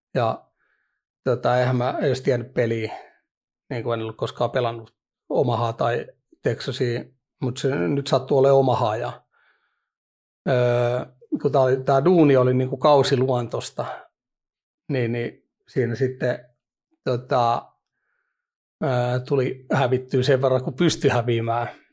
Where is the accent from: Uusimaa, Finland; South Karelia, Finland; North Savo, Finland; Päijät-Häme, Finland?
Uusimaa, Finland; Vantaa; oon Vantaan Hakunilasta kotosi